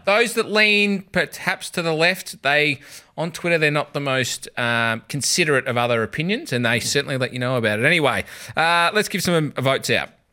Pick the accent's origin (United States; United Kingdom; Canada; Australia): Australia; Melbourne, Victoria; I grew up in Surrey Hills, went to school in Hawthorn.